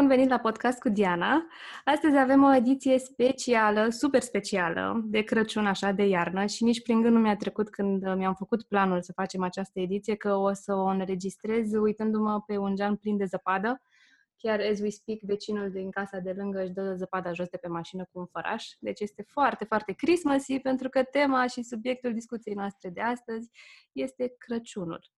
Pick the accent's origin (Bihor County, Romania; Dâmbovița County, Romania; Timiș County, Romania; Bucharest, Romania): Bucharest, Romania; moved away as an adult; trăind la București, la bloc